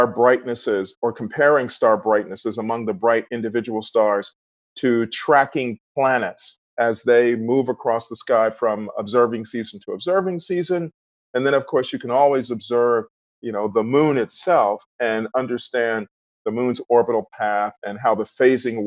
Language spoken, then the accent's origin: English; Philadelphia, Pennsylvania, United States; when I was growing up in Philly